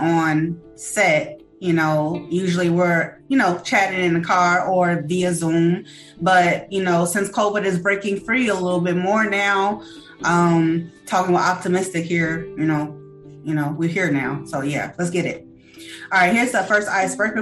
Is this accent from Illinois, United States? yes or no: yes; Chicago, Illinois, United States; we're both from Chicago and, you know, the Chicago roots